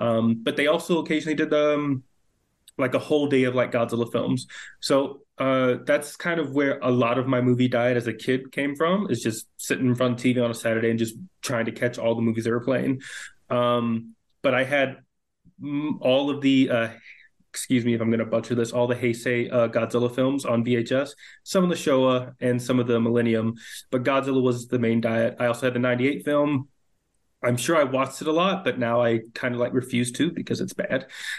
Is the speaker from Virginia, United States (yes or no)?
yes; Virginia, United States; I grew up in Virginia